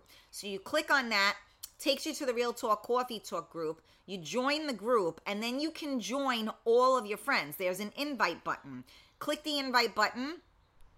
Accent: New York City, New York, United States; I am not from Brooklyn. I'm from the Bronx

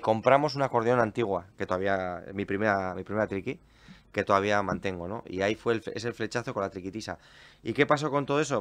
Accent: Portugalete, Basque Country, Spain; yo soy de Portugalete

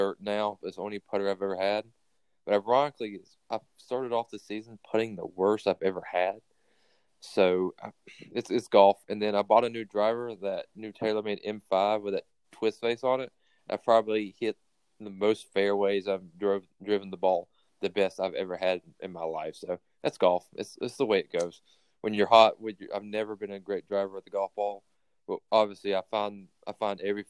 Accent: Kernersville, North Carolina, United States; I grew up just outside of Wake Forest in a place called Kernersville

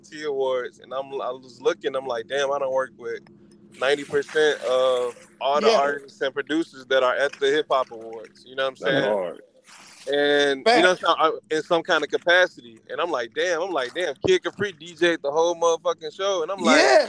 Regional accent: Chicago, Illinois, United States; I'm from Chicago

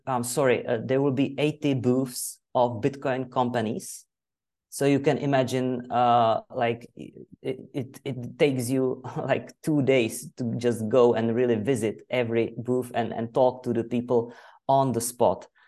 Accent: Czechia; English is a second language; I'm from Czech Republic. I live in Ostrava

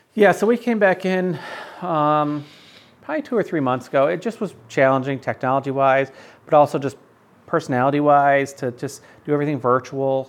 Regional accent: North Syracuse, New York, United States; my church that I grew up with in North Syracuse

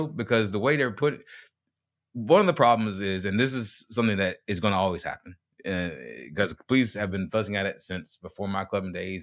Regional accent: Greenville, South Carolina, United States; now in Tampa, United States; my hometown is Green, is Greenville, South Carolina

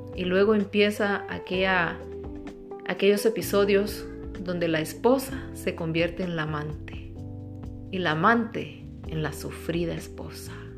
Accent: Honduras; soy de Honduras

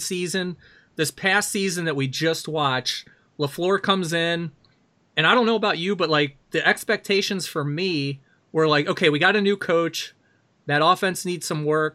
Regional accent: Baltimore, Maryland, United States; now in Wisconsin, United States; I grew up in Baltimore. I moved to Wisconsin, right, ninety-six, ninety-seven

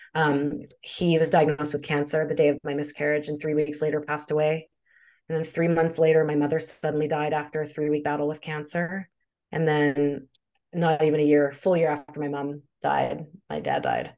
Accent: Winnipeg, Manitoba, Canada; moved away as an adult; also born or lived in Edmonton / Vancouver; now in British Columbia, Canada; I'm from Winnipeg, but I'm living in British Columbia

